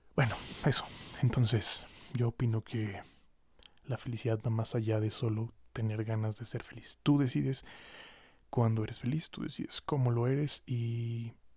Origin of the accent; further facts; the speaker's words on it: Mexico; como mexicanos seamos capaces